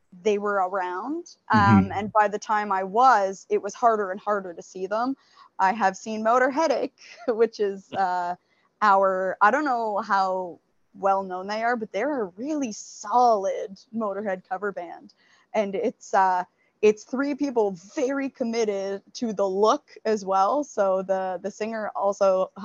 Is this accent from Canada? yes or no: yes; Northern Ontario, Canada; I'm from Northern Ontario, and up north it's just everybody loves